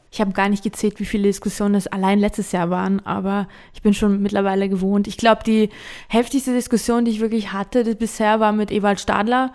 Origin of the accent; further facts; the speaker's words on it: Georgia; meine Heimat